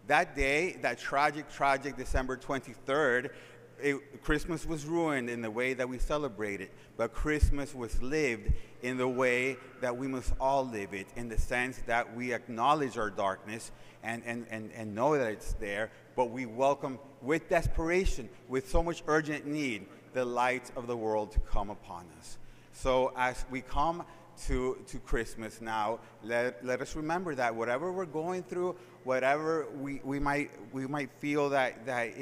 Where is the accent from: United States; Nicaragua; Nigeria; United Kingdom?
Nicaragua; Managua; the city I was born in Managua, Nicaragua